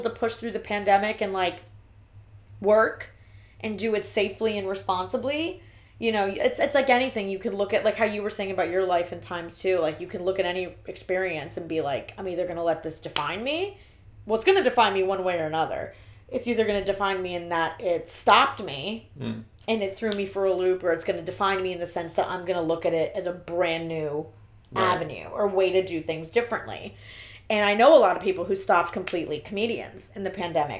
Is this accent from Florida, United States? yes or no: yes; Miami, Florida, United States; moved away as an adult; also born or lived in New Jersey / Brooklyn; now in New York, United States; But I grew up in Miami. So I went to school in Kendall